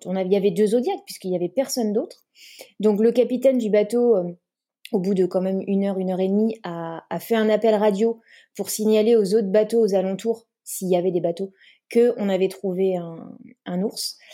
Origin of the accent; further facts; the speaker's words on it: Brittany, France; je suis bretonne, donc euh, j'ai fait de l'optimiste quand j'étais petite euh, sur le golfe du Morbihan